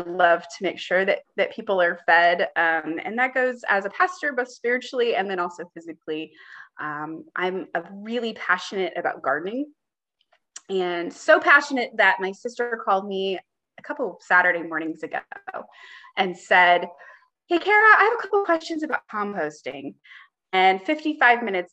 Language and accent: English; Kansas City, United States; also born or lived in Springfield, Missouri / Durham, North Carolina; I grew up in the Kansas City metro area, and I returned there post-seminary